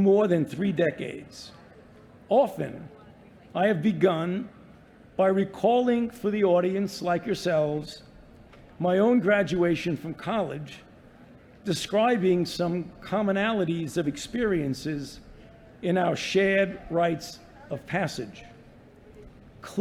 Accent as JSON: {"language": "English", "town": "New York City", "region": "New York", "country": "United States", "tie": "born or raised there", "moved": "yes", "said": "I was born and raised in the Bensonhurst section of Brooklyn."}